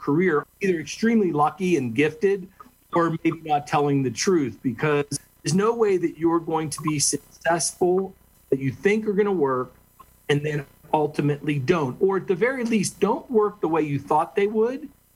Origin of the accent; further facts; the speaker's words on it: Western Pennsylvania, United States; I was born in Western Pennsylvania